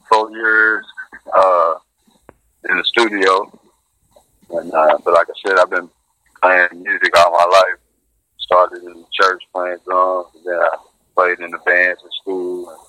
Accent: Western Kentucky, United States; Uh, Western Kentucky, area.

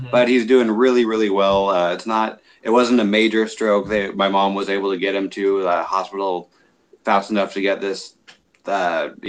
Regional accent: San Jose, California, United States; born there; I was born in Northern California in San Jose, mm-hmm.

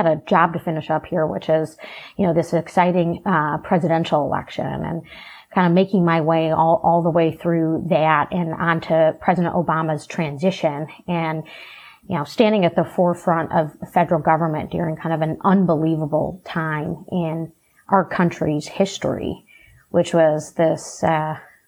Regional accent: Rochester Hills, Michigan, United States; also born or lived in Birmingham, Michigan / Washington, D.C.; growing up in Rochester Hills in Birmingham, Michigan

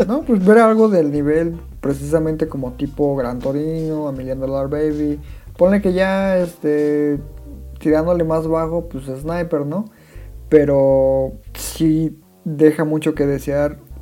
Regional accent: Mexico; yo como latino, como mexicano

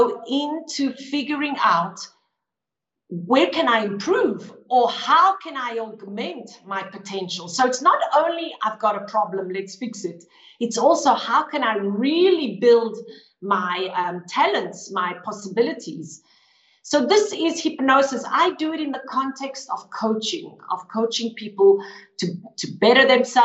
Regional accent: Johannesburg, Gauteng, South Africa; now in Lugano, Switzerland; I was born in Johannesburg, South Africa. But now I live in the beautiful town of Lugano in Switzerland.

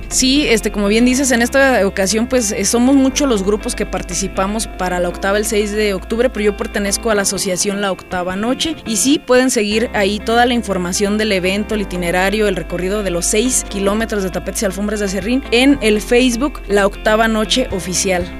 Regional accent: Uriangato, Guanajuato, Mexico; soy de Uriangato

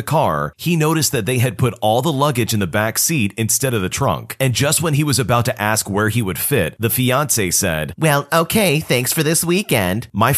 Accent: Sweden; English is a second language; I'm from Sweden, and in June, we celebrated Midsummer.

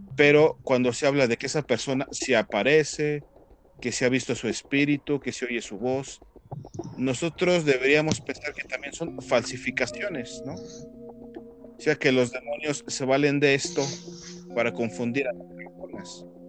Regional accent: Mexico; aquí en Latinoamérica y aquí como mexicanos

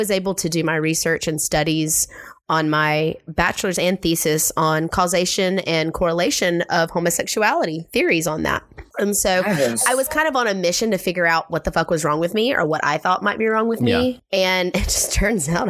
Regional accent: South Carolina, United States; coming from small town South Carolina, growing up and kind of coming into myself in my small country town

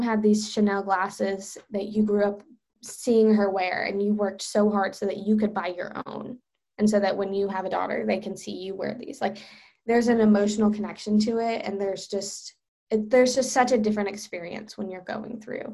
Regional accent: Charlotte, North Carolina, United States; I'm from Charlotte

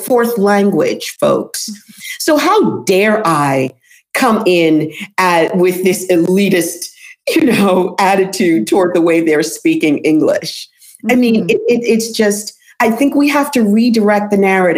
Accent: New York City, New York, United States; accent: New York; a girl growing up in New York City, you know, with I didn't have a thick New York accent, but I had a New York accent

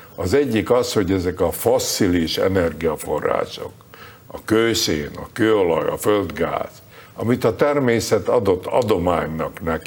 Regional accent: Budapest, Hungary; born or raised there; moved away as an adult; now in United States

